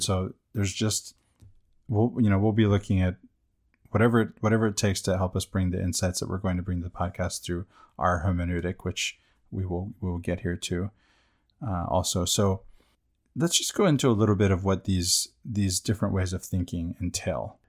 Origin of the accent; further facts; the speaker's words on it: United States; I, I'm American